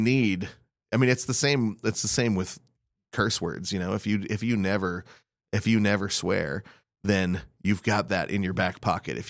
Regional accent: Spokane, Washington, United States; You know, I grew up in Spokane, right? So I didn't grow up with spice.

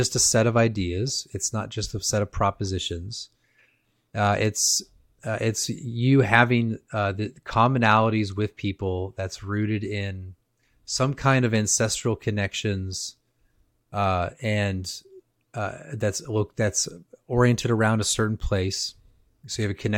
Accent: California, United States; I grew up in California

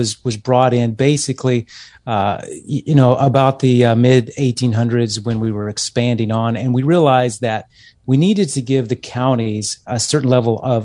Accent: Texas, United States; moved away as an adult; I grew up in Texas

